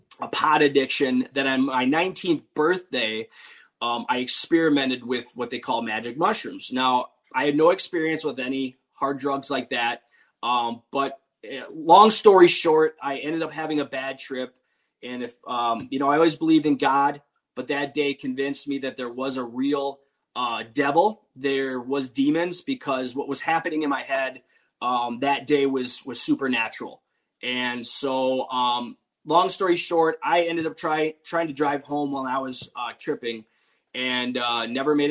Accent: Wisconsin, United States; moved away as an adult; now in West Tennessee, United States; I grew up in Wisconsin, but had recently moved to West Tennessee.

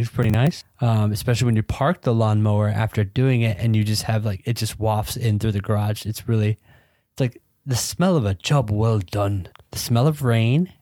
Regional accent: Georgia, United States; I grew up in Georgia.

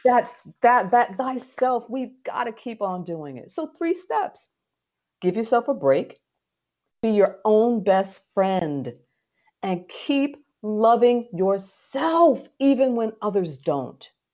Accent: New York City, New York, United States; this little brown girl who was born and raised in the Red Hook projects of Brooklyn, New York

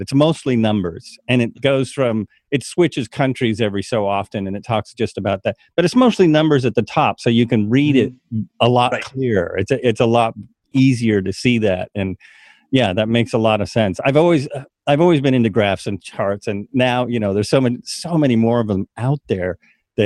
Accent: United States; we come from America

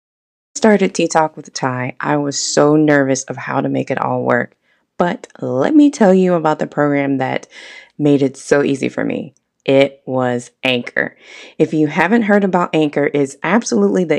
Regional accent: the South, United States; growing up in the South

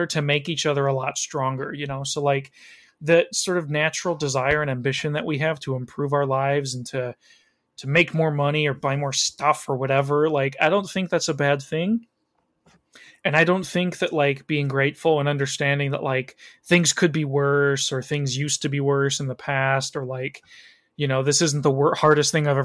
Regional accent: Chicago, Illinois, United States; I was born in the Chicago area

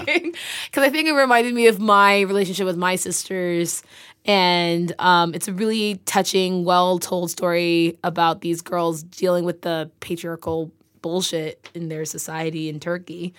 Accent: San Francisco Bay Area, California, United States; moved away; I'm from the Bay

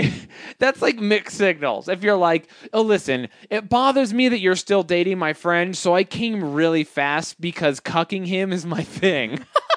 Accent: Canada; I'm Canadian like that.

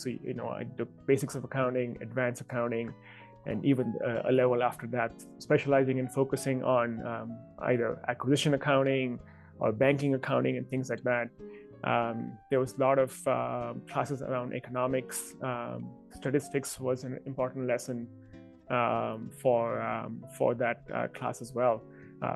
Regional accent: India; moved away as an adult; now in United States; even when I was growing up in India.

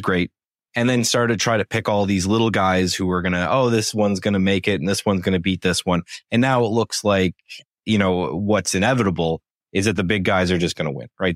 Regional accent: Canada; I'm Canadian

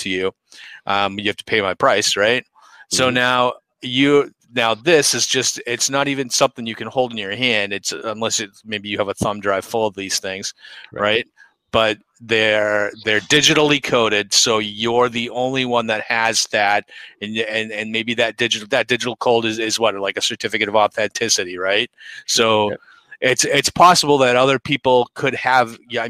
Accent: Boston, Massachusetts, United States; accent: Boston; my Boston accent

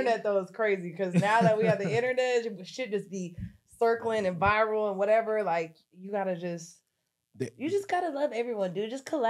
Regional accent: Long Beach, California, United States; I grew up in Long Beach, too

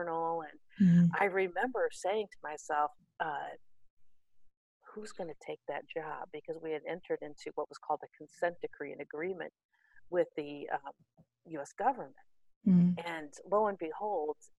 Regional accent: Gary, Indiana, United States; I grew up in Gary, Indiana

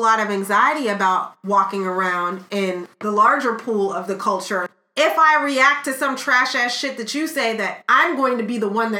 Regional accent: United States; I'm an American

